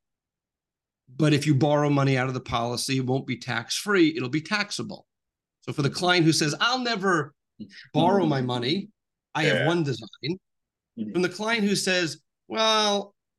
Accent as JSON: {"language": "English", "region": "New York", "country": "United States", "said": "I'm from New York"}